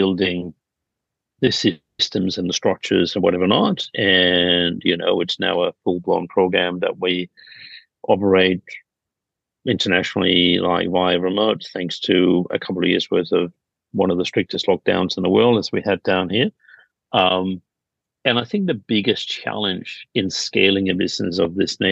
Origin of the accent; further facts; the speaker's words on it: Denmark; now in Sydney, Australia; I'm originally from Denmark